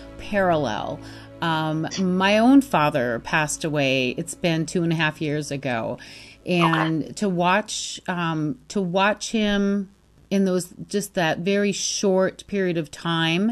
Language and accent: English; Free Soil, Michigan, United States; now in Scottsdale, United States; It's a little tiny farm town between Ludington and Manistee